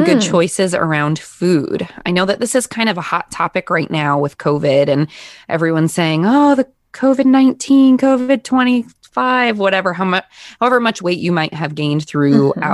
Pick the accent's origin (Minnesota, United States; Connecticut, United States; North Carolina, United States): Connecticut, United States; I'm born and raised in Connecticut